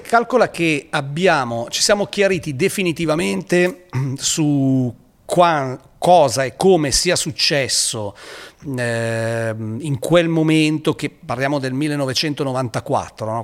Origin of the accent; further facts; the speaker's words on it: Pavia, Lombardy, Italy; per uno che arriva eh, da Pavia